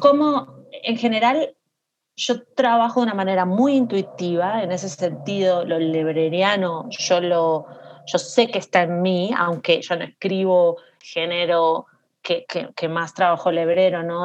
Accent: Montevideo, Uruguay; moved away; also born or lived in New York; yo nací en Montevideo

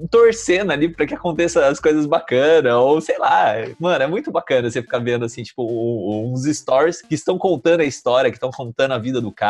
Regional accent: Campinas, São Paulo, Brazil; eu sou de Campinas

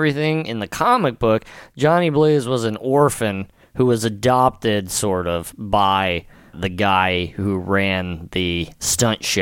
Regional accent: Pennsville, New Jersey, United States; growing up in Pennsville, New Jersey

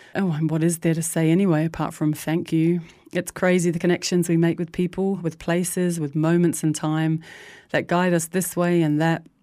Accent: New Zealand; I grew up in New Zealand in the early seventies with divorcing parents

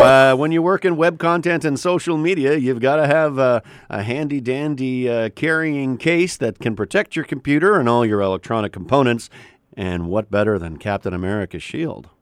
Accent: Canada; moved away as an adult; also born or lived in New York

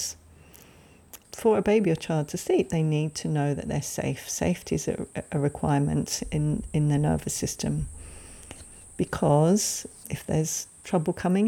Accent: England, United Kingdom; I grew up in England, you probably can tell from my accent, and back in the day, I was a child in the 70s.

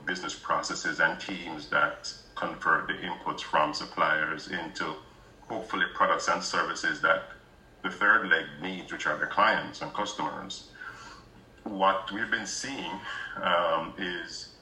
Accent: Jamaica; moved away; So I'm originally from Jamaica

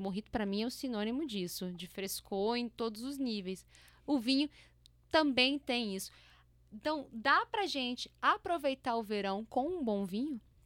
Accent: interior of Espírito Santo, Brazil; A gente é do interior do estado do Espírito Santo.

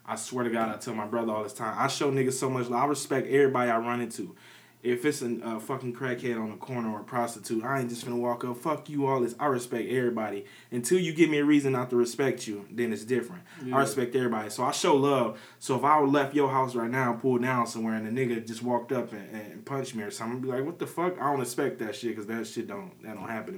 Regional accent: Peoria, Illinois, United States; I'm from Peoria, Illinois. I grew up in the Village Green

